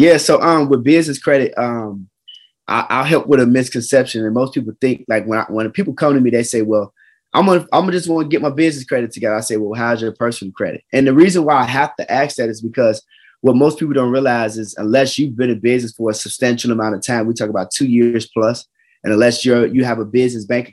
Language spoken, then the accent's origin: English; Chicago, Illinois, United States; I'm from Chicago